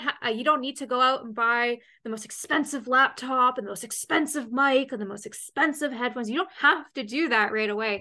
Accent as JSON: {"language": "English", "country": "Canada", "said": "I'm Canadian"}